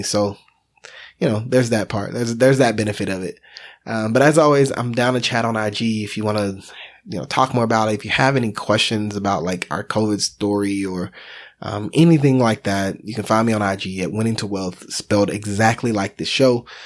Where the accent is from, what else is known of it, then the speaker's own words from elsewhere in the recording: Texas, United States; We're from Texas